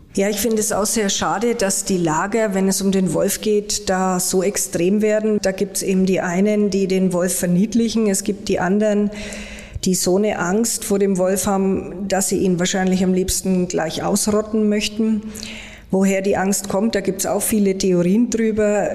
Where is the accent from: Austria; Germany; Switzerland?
Germany; bei uns in Deutschland